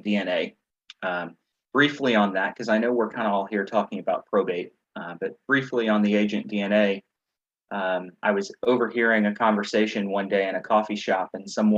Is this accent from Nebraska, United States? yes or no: no; mountains of Virginia, United States; now in North Carolina, United States; I grew up in Virginia